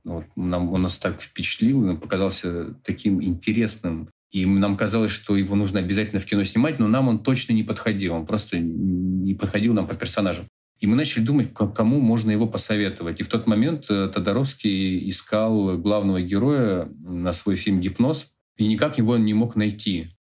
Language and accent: Russian; Khanty-Mansiysk, Khanty-Mansi Autonomous Okrug, Russia; В Ханты-Мансийске, в моем родном городе